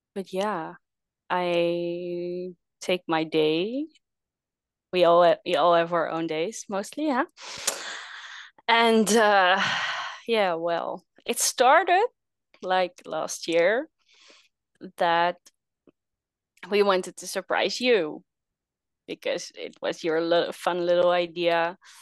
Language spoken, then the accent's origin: English; Netherlands; I'm from the Netherlands, small country in, uh, Europe.